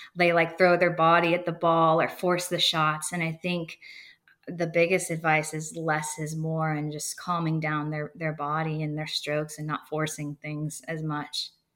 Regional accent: Erie, Pennsylvania, United States; now in Bradenton, United States; growing up in Erie, Pennsylvania

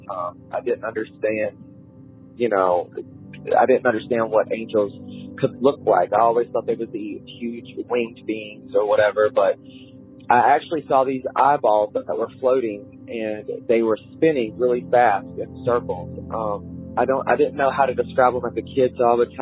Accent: West Virginia, United States; I am from West Virginia

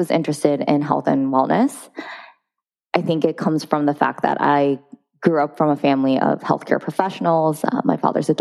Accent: Japan; moved away as an adult; also born or lived in New York City, United States; now in London, United Kingdom; my culture of how I grew up in Japanese culture

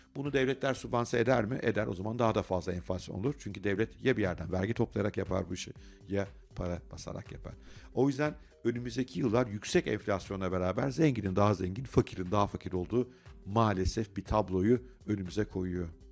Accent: Turkey

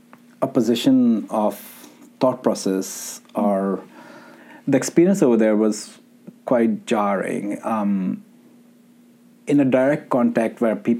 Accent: Pakistan; Growing up in Pakistan, and I always thought like Sufism was always about Qawwalis and listening to …

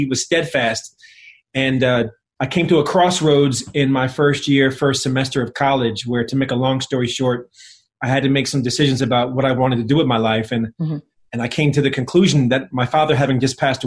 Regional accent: East Windsor, New Jersey, United States; also born or lived in Philadelphia, Pennsylvania; I was born in Philadelphia, but at a very early age, when I was one, we moved to a predominantly white suburb in New Jersey, East Windsor.

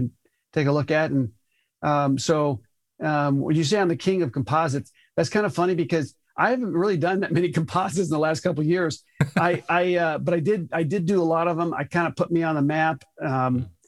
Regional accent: Tucson, Arizona, United States; moved away as an adult; also born or lived in Colorado / Los Angeles / Phoenix, Arizona; I grew up in Tucson, Arizona

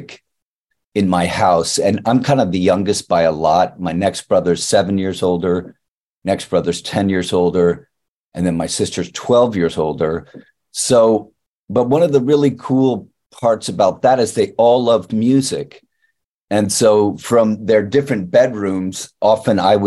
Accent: Riverside, Connecticut, United States; also born or lived in New York City; I was born in New York City, 1975, and I was raised in Riverside, Connecticut

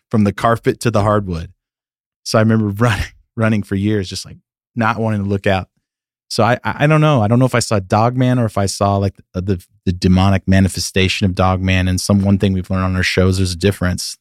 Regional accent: Sacramento, California, United States; moved away as an adult; now in Nashville, United States; I grew up in Northern California, the suburbs of, of Sacramento

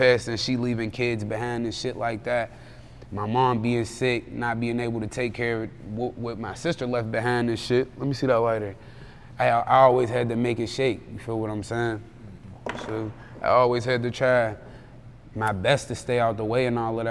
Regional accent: Pittsburgh, Pennsylvania, United States; I'm from Hazelwood, bro. The bottom part.

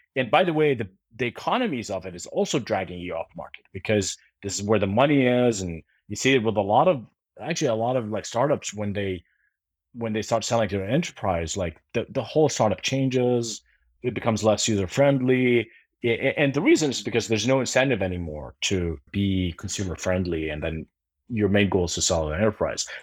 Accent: Jordan; moved away; I grew up in Jordan

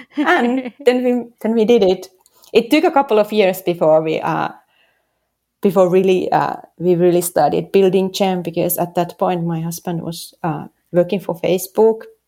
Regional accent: Helsinki, Uusimaa, Finland; English is a second language; moved away as an adult; also born or lived in San Francisco; now in New York City, United States; originally I'm from Helsinki

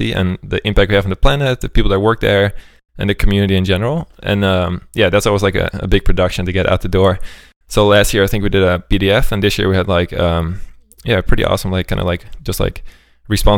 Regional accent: Amsterdam, North Holland, Netherlands; moved away as an adult; also born or lived in Sweden / Berlin; I'm originally from Amsterdam.

